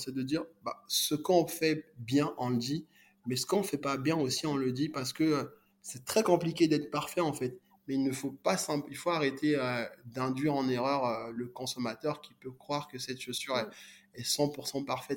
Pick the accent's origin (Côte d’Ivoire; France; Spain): Côte d’Ivoire; moved away; also born or lived in Congo; moi du Congo, mais j'ai grandi euh, en Côte d'Ivoire